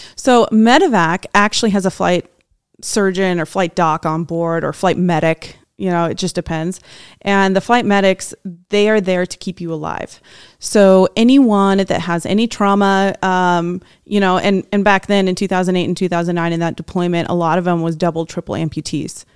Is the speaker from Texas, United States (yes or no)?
no; Washington, United States; also born or lived in Fallon, Nevada; now in Reno, United States; I grew up in Washington State.